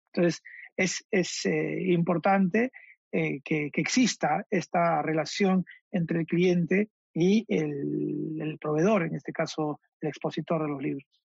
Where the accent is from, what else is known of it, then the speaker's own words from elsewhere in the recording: Peru; como peruanos